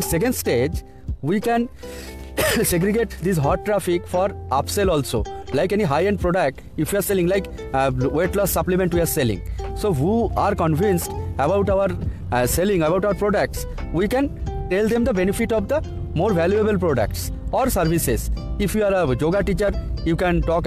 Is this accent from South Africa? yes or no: no; India; from India